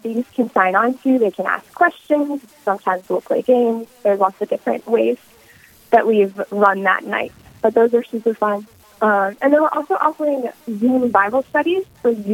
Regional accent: Sioux Falls, South Dakota, United States; also born or lived in Brookings, South Dakota; I was born in Sioux Falls, South Dakota, and my family currently lives in Brookings

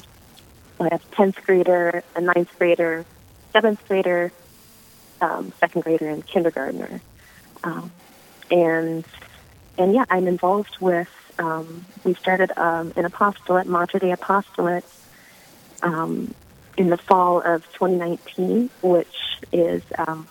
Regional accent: Verndale, Minnesota, United States; moved away as an adult; now in Duluth, United States; I'm a little bit northwest of Brainerd in a small town you've probably never heard of, Verndale.

